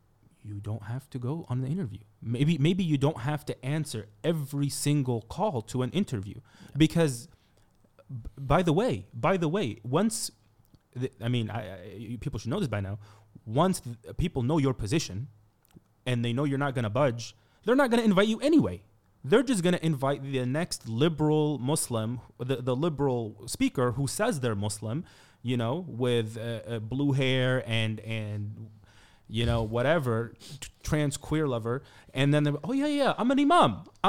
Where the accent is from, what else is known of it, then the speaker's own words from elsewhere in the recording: Brooklyn, New York, United States; I'm from Brooklyn. You can't do nothing.